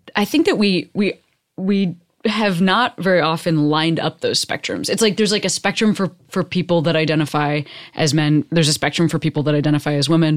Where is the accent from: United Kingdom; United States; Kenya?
United States; fifth generation Amer-, like, I'm just American